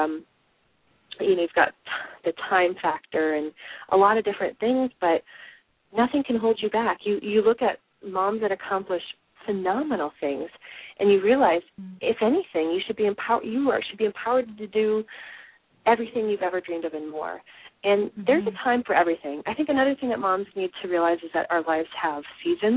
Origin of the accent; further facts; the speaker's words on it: Midwest, United States; I'm from the Midwest